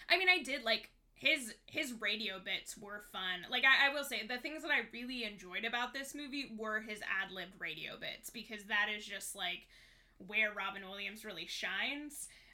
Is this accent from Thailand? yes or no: yes; Thailand; I grew up in Thailand. I immediately knew that it was filmed in Thailand.